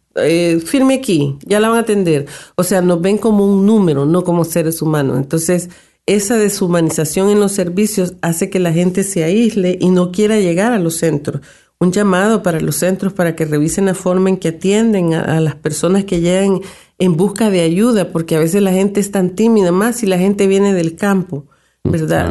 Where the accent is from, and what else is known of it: El Salvador; now in Canada